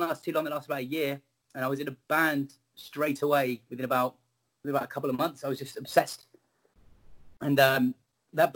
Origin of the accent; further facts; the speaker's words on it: Swindon, South West England, United Kingdom; moved away; I've just come back to my hometown for this during this pandemic